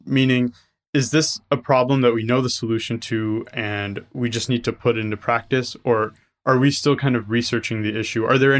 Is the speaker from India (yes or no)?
yes; India; how many things influence my own life that I didn't realize because of the fact that I am Indian.